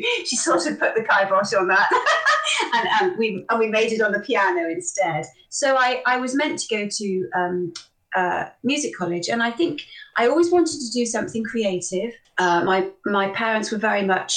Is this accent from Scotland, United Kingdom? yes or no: no; Bristol, South West England, United Kingdom; I was born in Bristol. Bristol born and bred, as were my parents